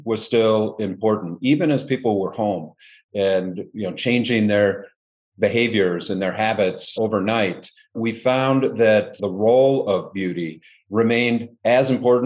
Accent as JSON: {"language": "English", "town": "Indianapolis", "region": "Indiana", "country": "United States", "tie": "born or raised there", "also_born_or_lived": "Cincinnati", "moved": "yes", "lives_now": "Chicago, United States", "said": "I'm from originally Indianapolis, so not too far from here. Grew up in the Midwest"}